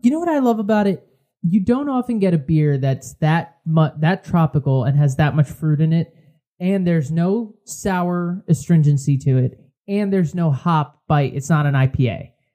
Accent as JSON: {"language": "English", "region": "Connecticut", "country": "United States", "said": "we're from Connecticut"}